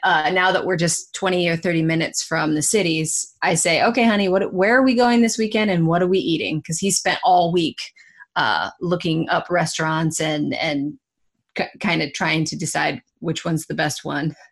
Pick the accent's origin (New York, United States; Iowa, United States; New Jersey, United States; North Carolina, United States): Iowa, United States; I'm from Iowa